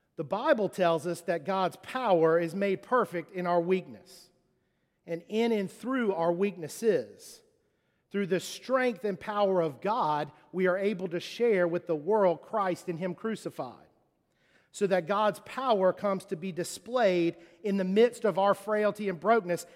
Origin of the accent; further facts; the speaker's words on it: Charleston, South Carolina, United States; moved away; also born or lived in Mississippi; Growing up in Charleston, um, I, uh, I, I played football.